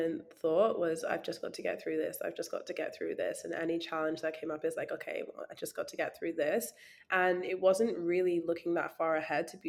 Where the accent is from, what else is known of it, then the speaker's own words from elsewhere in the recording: Scotland, United Kingdom; being like a Black girl growing up in Scotland in a very small town